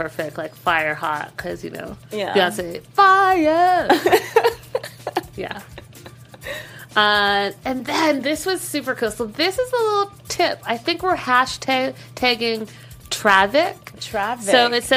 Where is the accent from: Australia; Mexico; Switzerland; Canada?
Canada; I'm from Canada. I think we say things a little differently